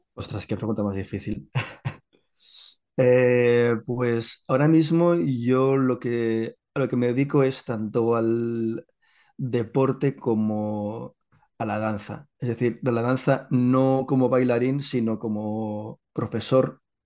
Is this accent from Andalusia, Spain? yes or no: no; Catalonia, Spain; Yo soy catalán, soy catalán